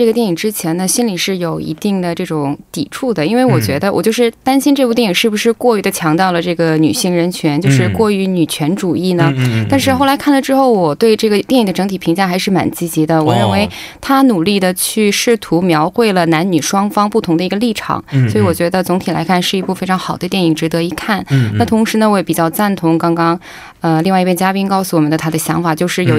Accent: Beijing, China; also born or lived in Zhengzhou, Henan; 嗯，还是小的时候在那边长大的原因比较大吧。以前是在北京生活的，所以有一个地道的普通话的这个腔。但是后来我去了河南省郑州，在那边呢，我是会说一句地道的河南话，现在就全忘了。

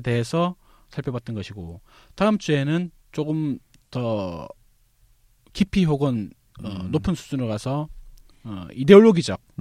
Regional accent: Busan, South Korea; 사실 저 스스로도 부산 출신인데

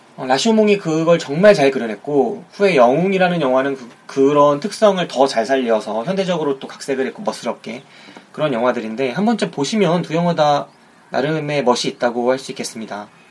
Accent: South Korea

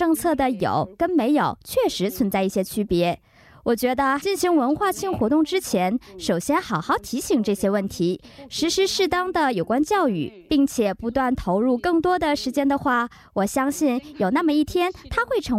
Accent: Ulsan, South Korea; 我是来自蔚山的二十四岁大学生。

